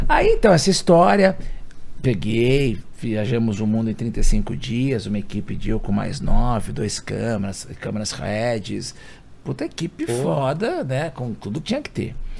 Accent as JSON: {"language": "Portuguese", "region": "São Paulo", "country": "Brazil", "tie": "born or raised there", "said": "eu nasci na Casa Verde, na Zona Norte de São Paulo"}